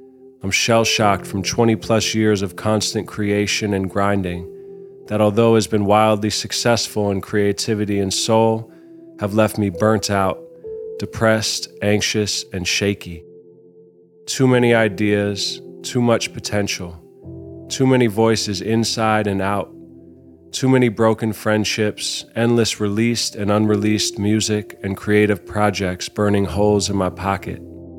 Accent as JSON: {"language": "English", "town": "New York City", "region": "New York", "country": "United States", "tie": "born or raised there", "also_born_or_lived": "London, United Kingdom / Los Angeles, United States", "said": "I was born in London because my dad was making a movie about stopping nuclear war, and then quickly moved to LA. Soon after, my parents divorced, and I bounced from coast to coast, mainly growing up in New York City."}